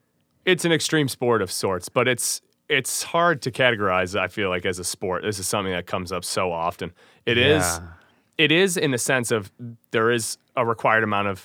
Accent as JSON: {"language": "English", "town": "Glen Ellyn", "region": "Illinois", "country": "United States", "said": "We were Glen Ellen."}